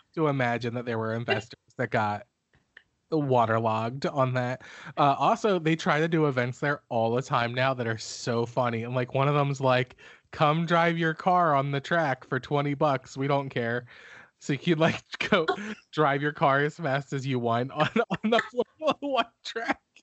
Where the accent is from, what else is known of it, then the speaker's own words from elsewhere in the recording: Philadelphia, Pennsylvania, United States; I'm from Philly